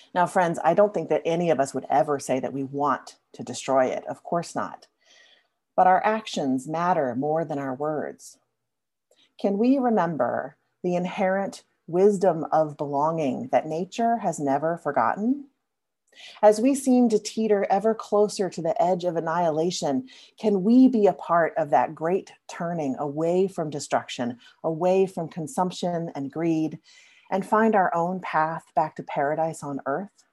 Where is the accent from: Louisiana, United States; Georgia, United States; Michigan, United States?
Louisiana, United States; I grew up in Louisiana, as many of you know, a place full of ancient mossy oak trees that I love to climb